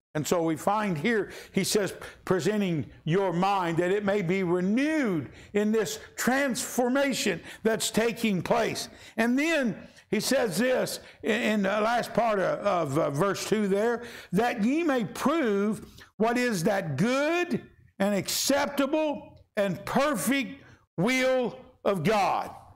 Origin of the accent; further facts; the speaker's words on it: Kentucky, United States; we're from Kentucky